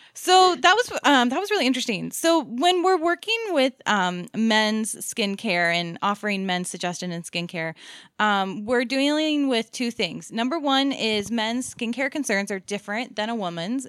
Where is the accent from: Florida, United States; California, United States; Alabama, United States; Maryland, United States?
Maryland, United States; moved away; growing up in Maryland